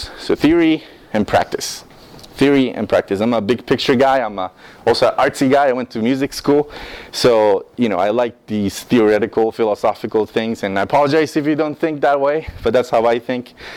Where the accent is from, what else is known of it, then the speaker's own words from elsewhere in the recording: Costa Rica; English is a second language; moved away as an adult; now in United States; I'm from Costa Rica. I was born in Costa Rica, raised in Costa Rica 18 years of my life